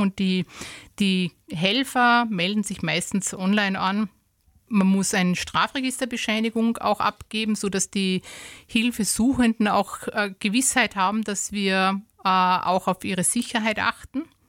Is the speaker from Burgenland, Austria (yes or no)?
no; Styria, Austria; bei uns in der Steiermark